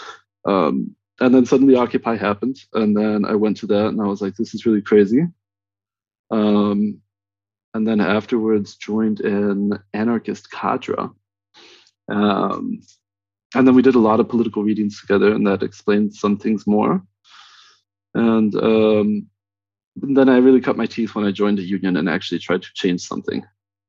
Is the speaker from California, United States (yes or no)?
yes; Southern California, United States; also born or lived in Northern Mexico; I grew up in Southern California. I was born in Northern Mexico